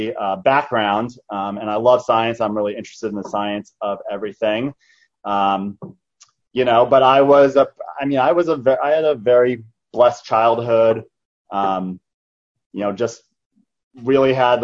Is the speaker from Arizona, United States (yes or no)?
yes; Tucson, Arizona, United States; I was born in Arizona here. I grew up in a city called Tucson, Arizona